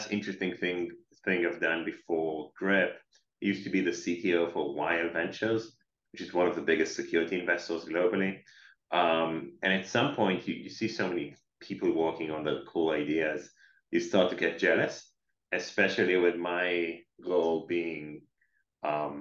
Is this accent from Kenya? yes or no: no; Israel; moved away as an adult; now in Boston, United States; I'm based in Boston. I'm working from Boston those days, officially from Israel, as people can possibly hear on the accent.